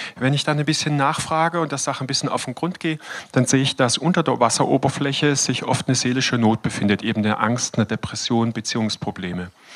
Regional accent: Todtnau, Baden-Württemberg, Germany; also born or lived in Freiburg; Ich bin Landarzt in Tottenau, meinem Geburtsort

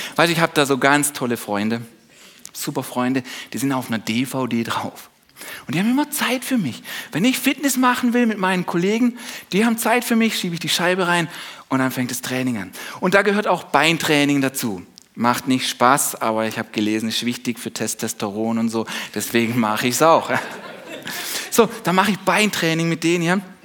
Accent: Germany; wir als Deutsche

